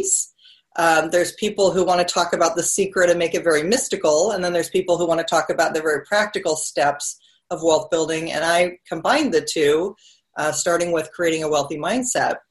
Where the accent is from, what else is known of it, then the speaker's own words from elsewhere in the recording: Seattle, Washington, United States; also born or lived in Mercer Island; I'm from the Seattle area where you are, and we would take a boat and we would drive around Mercer Island where I lived